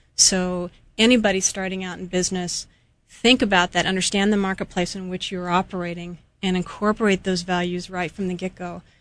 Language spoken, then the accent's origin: English; Temple City, California, United States; moved away as an adult; also born or lived in Australia; now in Hawaii, United States; I was born in Southern California and was raised there in a small community called Temple City.